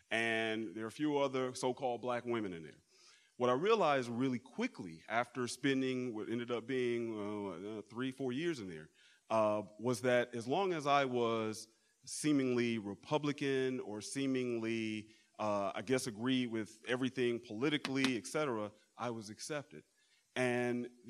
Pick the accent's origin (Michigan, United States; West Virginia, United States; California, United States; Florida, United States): Michigan, United States; Detroit area; moved away; I'm from the Midwest. We came from the Detroit area.